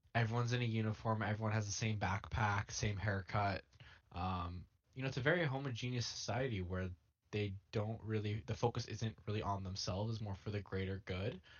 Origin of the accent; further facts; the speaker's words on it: United States; I'm American